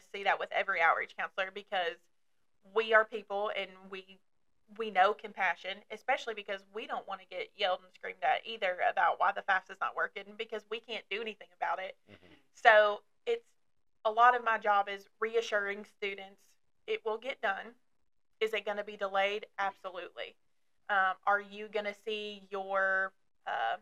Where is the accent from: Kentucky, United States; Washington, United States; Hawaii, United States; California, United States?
Kentucky, United States; Dry Ridge; accent: Southern; now in Somerset, United States; I grew up in Dry Ridge, Kentucky, which is northern Kentucky